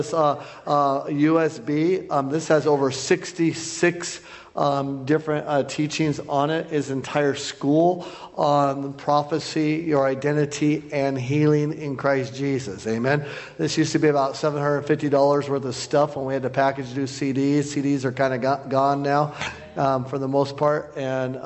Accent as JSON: {"language": "English", "town": "Bozeman", "region": "Montana", "country": "United States", "said": "I'm from Bozeman, Montana."}